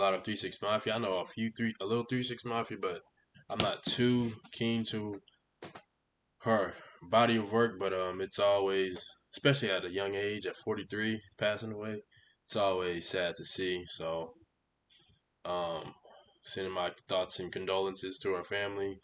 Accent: Houston, Texas, United States; moved away as an adult; now in Arkansas, United States; I am from Houston

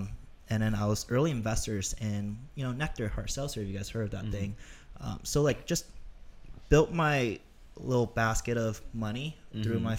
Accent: Toronto, Ontario, Canada; now in Los Angeles, United States; And that's why I moved to LA from Toronto.

